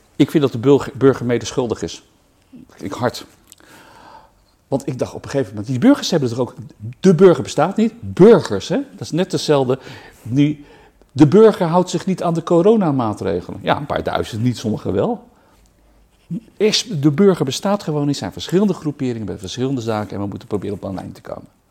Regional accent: Rotterdam, South Holland, Netherlands; ik ben geboren en getogen in Rotterdam

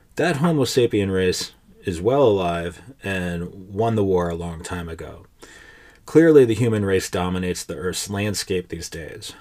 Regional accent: United States; I had a certain feeling about being an American

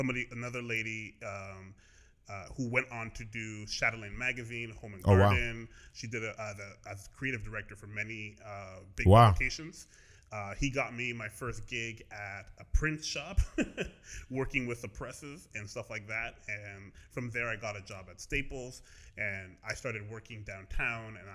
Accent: Brampton, Ontario, Canada; also born or lived in Edmonton, Alberta / Toronto; I grew up predominantly in Ontario

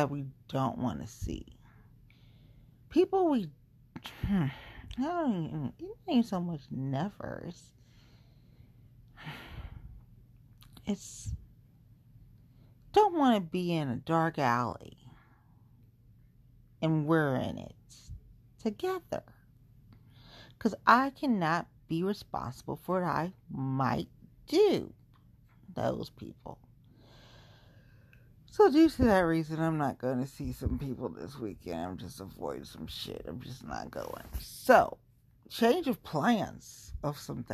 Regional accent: Cincinnati, Ohio, United States; moved away; I grew up in Cincinnati

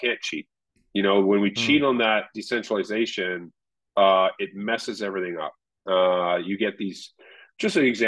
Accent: Canada; Al and I are both Canadian

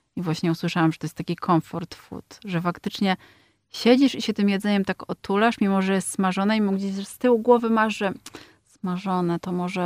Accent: Poland; przyjechałam z Polski

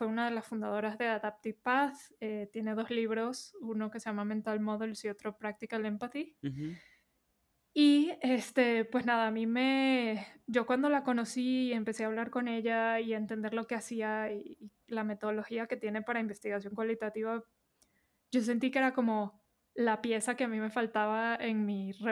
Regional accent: Venezuela; moved away as an adult; now in Mexico City, Mexico; eh, yo soy venezolana, llevo 10 años viviendo en la Ciudad de México, ya este año cumplo 11. Eh, entonces por eso notarán mi acento acá medio intermedio con eh, lingo

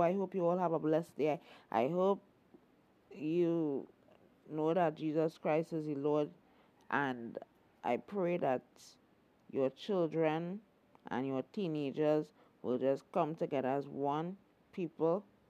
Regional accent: Trinidad & Tobago; Queen Elizabeth did come to our shores

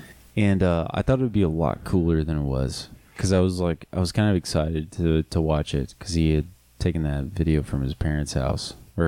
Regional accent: United States; I'm American.

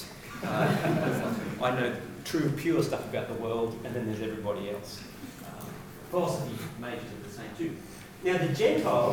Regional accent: Sydney, New South Wales, Australia; I grew up in Western Sydney.

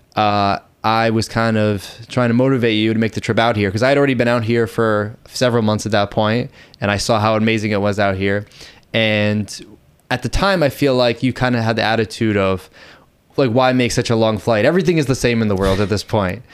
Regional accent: Boston, Massachusetts, United States; moved away as an adult; now in Thailand; I'm originally from Boston, Massachusetts, and I've been in Thailand for almost five years now

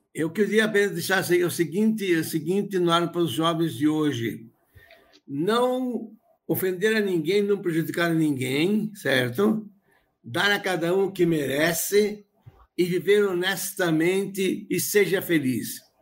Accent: Rodeio, Santa Catarina, Brazil; eu nasci numa zona rural, em Rodeio, tinha 9, 14 mil habitantes

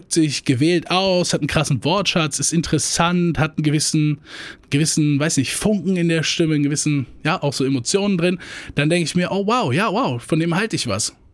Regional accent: Rhineland-Palatinate, Germany; accent: Hunsrück Platt; Äh, also Dialekte da, so, äh, wo ich herkomme, äh, Hunsrücker Platt.

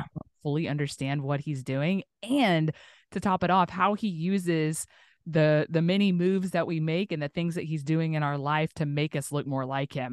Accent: Tulsa, Oklahoma, United States; now in Northwest Arkansas, United States; my hometown, which is, like, southern kinda Tulsa, Oklahoma

